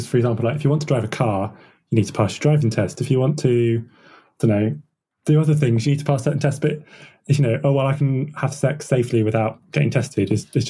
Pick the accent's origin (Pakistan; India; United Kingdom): United Kingdom; you mentioned that we don't want to talk about sex because then that's, you know, we don't do that as British people.